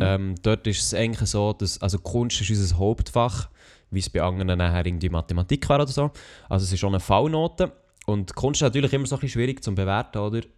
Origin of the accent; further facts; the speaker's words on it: Switzerland; als Schweizer